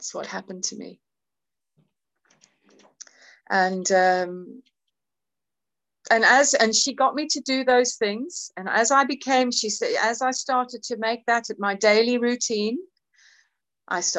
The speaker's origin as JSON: {"language": "English", "town": "Cape Town", "region": "Western Cape", "country": "South Africa", "tie": "born or raised there", "moved": "as an adult", "lives_now": "United Kingdom", "said": "I was born in Cape Town, I was born in South Africa, I grew up in South Africa, but I came to England at 21"}